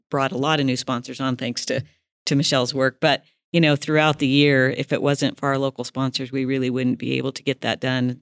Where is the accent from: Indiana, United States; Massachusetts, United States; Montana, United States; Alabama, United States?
Montana, United States; Chinook; now in Billings, United States; I am a native of Montana. I was born and raised in Chinook